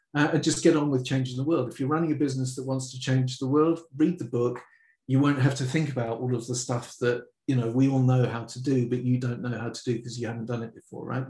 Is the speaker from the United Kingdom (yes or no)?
yes; London, United Kingdom; I grew up in the middle of London